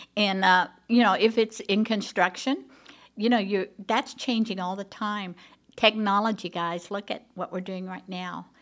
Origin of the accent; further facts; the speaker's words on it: Tulsa, Oklahoma, United States; moved away as an adult; also born or lived in California; now in Broken Arrow, United States; I grew up in Tulsa